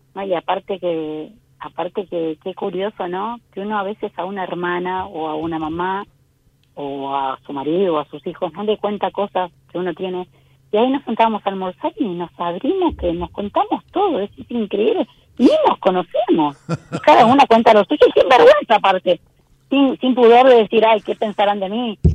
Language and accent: Spanish; Montevideo, Uruguay; yo soy uruguaya